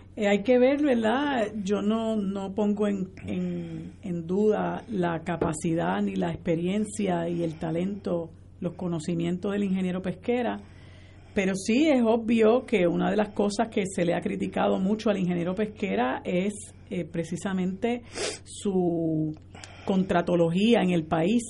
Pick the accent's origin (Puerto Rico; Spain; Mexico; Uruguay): Puerto Rico; todos somos puertorriqueños